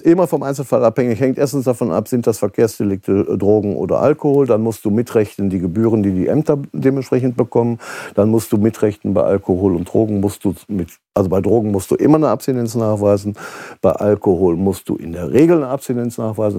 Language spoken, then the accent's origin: German; Kleve district, North Rhine-Westphalia, Germany; Kreis Kleve zum Beispiel, wo ich herkomme